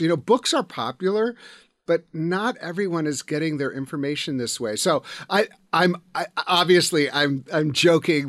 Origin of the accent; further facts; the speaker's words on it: United States; as an American